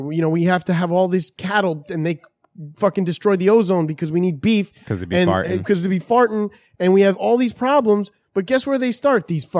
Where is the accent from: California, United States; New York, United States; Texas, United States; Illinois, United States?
New York, United States; New York City; also born or lived in Brooklyn; As a guy who was born in Queens, I like to say I'm Brooklyn, but I was born in Queens.